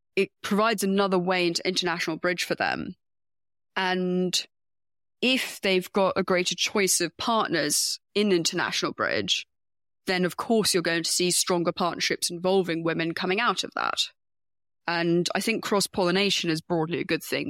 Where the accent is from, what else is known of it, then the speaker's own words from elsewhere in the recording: United Kingdom; I'm a Brit